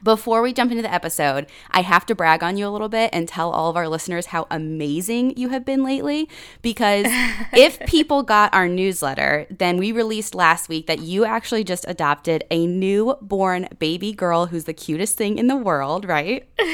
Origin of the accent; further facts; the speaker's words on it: Middle America, Midwest, United States; we're from Middle America